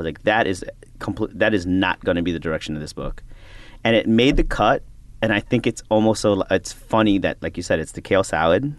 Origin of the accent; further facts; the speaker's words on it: Chicago, Illinois, United States; now in Brooklyn, United States; I'm a Filipino American ra, you know, raised in Chicago, living in Brooklyn